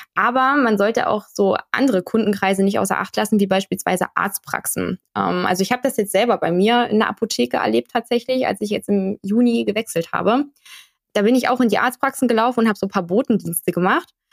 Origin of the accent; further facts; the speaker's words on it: Dresden, Saxony, Germany; Ich komme aus Dresden